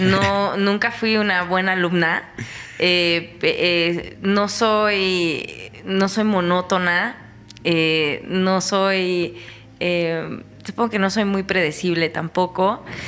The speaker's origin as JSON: {"language": "Spanish", "region": "State of Mexico", "country": "Mexico", "said": "soy una chica eh, mexiquense"}